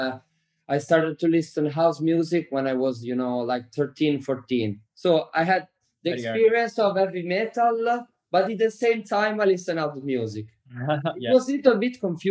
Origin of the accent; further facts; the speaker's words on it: Bologna, Emilia-Romagna, Italy; also born or lived in Cattolica; I'm from Bologna. But in the summer, I went to Riccione because I was born close to Riccione in Cattolica